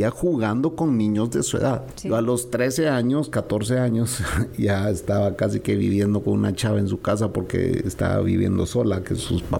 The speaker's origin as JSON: {"language": "Spanish", "country": "Guatemala", "said": "Le dije, oh, yo soy Chapín."}